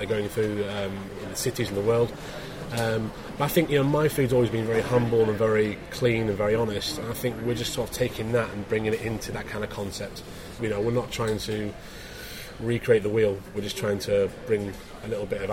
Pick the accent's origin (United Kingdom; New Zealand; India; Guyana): United Kingdom; Scarborough, Yorkshire and the Humber; moved away; I'm from Scarborough in Yorkshire originally